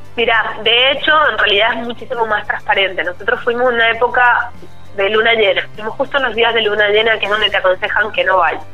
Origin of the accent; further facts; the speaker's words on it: San Juan, Argentina; porque soy sanjuanina